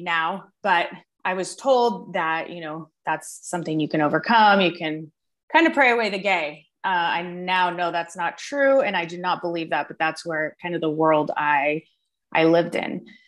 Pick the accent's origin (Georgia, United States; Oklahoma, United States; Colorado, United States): Colorado, United States; Denver; I grew up in like the suburbs of Denver